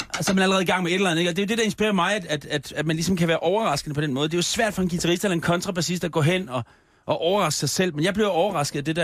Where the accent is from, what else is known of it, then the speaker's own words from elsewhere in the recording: Copenhagen, Capital Region of Denmark, Denmark; Det er min hjemstavn.